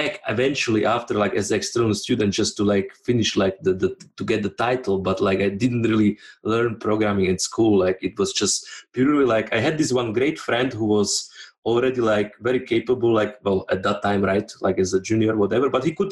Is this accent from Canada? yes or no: no; Slovakia; moved away as an adult; also born or lived in Switzerland; I'm originally from Slovakia